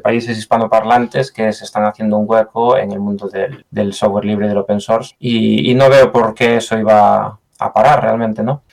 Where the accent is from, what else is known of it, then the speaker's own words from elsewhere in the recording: Galicia, Spain; accent: Galician; moved away as an adult; also born or lived in near London, United Kingdom; now in United Kingdom; como gallego que soy, no veo el día que me vuelva a Galicia